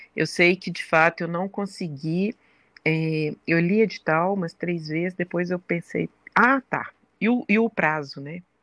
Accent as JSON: {"language": "Portuguese", "town": "Belo Horizonte", "region": "Minas Gerais", "country": "Brazil", "said": "sou mineira de Belo Horizonte"}